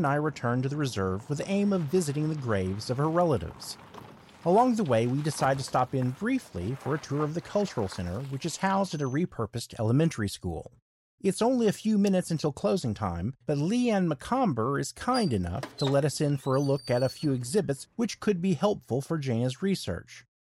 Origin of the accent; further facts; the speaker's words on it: Oklahoma, United States; Growing up in Oklahoma, I lived in what's essentially one big reservation.